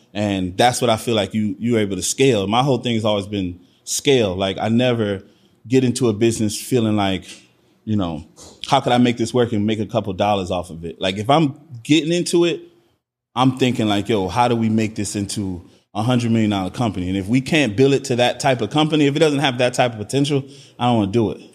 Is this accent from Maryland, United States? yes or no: no; Miami, Florida, United States; also born or lived in New Orleans / Trinidad (ancestry); I was born in New Orleans, but I grew up in Miami, Florida.